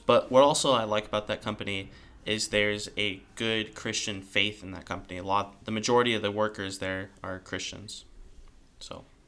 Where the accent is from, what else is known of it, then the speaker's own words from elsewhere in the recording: California, United States; I am from California